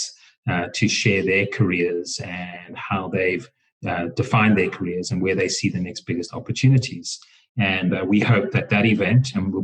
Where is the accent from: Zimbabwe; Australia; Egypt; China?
Zimbabwe; Harare; now in Johannesburg, South Africa; I come from Zimbabwe originally. I was born in Harare, and I grew up there